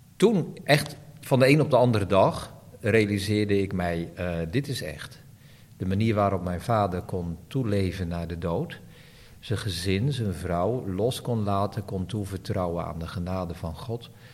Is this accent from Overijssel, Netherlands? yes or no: no; Barneveld, Gelderland, Netherlands; ik groeide op in Barneveld